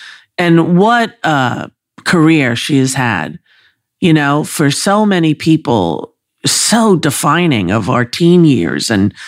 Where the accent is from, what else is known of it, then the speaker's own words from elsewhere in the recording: New York, United States; I was raised on Long Island